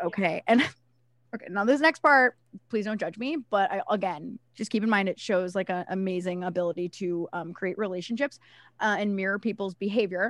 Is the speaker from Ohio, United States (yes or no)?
yes; Cleveland, Ohio, United States; I'm from Ohio. I lived in, like, the suburbs of Cleveland